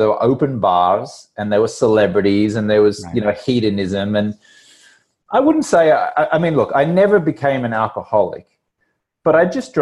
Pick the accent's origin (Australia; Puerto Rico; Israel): Australia; Brisbane, Queensland; moved away as an adult; also born or lived in London, United Kingdom; now in Los Angeles, United States; I grew up in Brisbane, Australia, which is on the East Coast